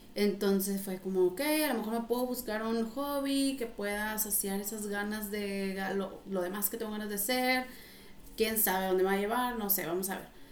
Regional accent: Reynosa, Tamaulipas, Mexico; moved away as an adult; also born or lived in Monterrey, Mexico / France; Yo soy originaria de Reynosa

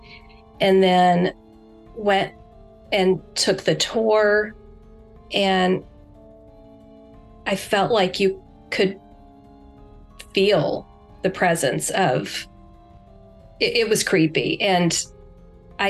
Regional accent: West Virginia, United States; I'm from West Virginia

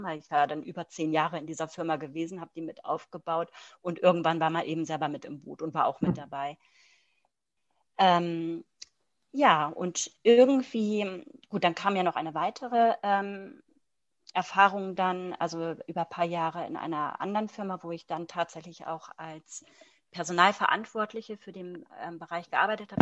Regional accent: Germany; moved away as an adult; now in Luxembourg; bin aber eigentlich gebürtige Deutsche

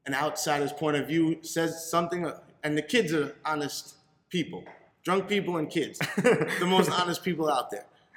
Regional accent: New York City, New York, United States; moved away as an adult; also born or lived in Fort Lauderdale, Florida / Lake Worth, Florida / Miami, Florida; now in Jupiter, United States; I grew up in New York, Staten Island, New York, and started cutting hair when I was 16

